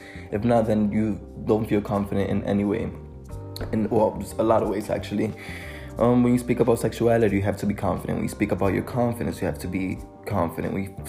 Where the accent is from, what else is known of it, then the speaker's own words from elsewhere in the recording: Dominican Republic; also born or lived in New York City, United States; I was born in New York City in the year 2000. I moved to Dominican Republic to live with my grandparents and my older brother, because my parents were working too much.